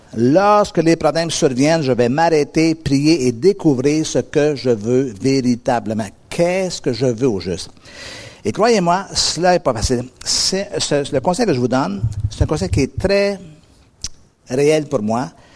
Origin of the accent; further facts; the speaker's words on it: North American, near the US border, Montreal area, Quebec, Canada; je suis un Nord-Américain. Et, euh, il y a un tout petit pays à peu près à quarante-cinq minutes de route de chez moi qui s'appelle les États-Unis